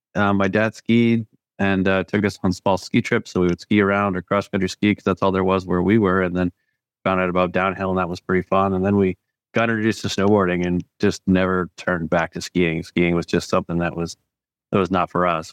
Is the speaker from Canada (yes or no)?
yes; Parry Sound, Ontario, Canada; now in West Coast, Canada; I grew up northern, a couple hours north of Toronto in Perry Sound